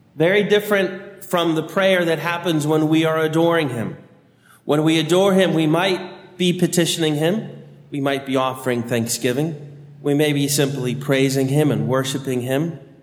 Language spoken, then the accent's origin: English; Annandale, Virginia, United States; I grew up in St. Ambrose Parish in Annandale, Virginia